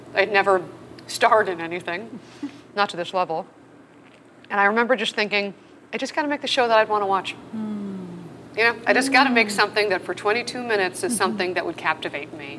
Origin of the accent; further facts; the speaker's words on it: Los Angeles, California, United States; I grew up in LA, even though both my parents are Canadian.